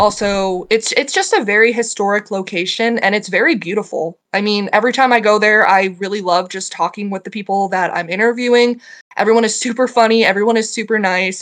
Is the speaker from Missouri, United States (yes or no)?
no; Iowa, United States; also born or lived in Chicago; now in South Dakota, United States; I grew up in Iowa. I grew up in a really small town about two hours south of Minneapolis.